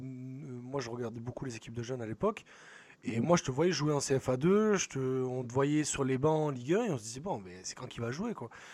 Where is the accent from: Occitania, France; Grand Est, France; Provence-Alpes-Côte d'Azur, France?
Provence-Alpes-Côte d'Azur, France; Marseille; j'ai grandi à la Castellane